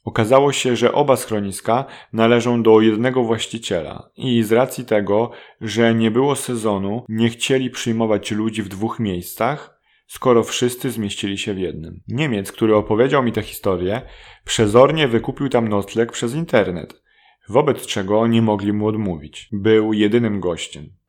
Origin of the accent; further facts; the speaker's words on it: Łódź, Łódź Voivodeship, Poland; jestem z Łodzi